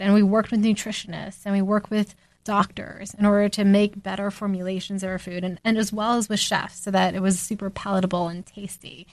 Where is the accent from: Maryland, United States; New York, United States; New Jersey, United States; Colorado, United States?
New Jersey, United States; growing up in New Jersey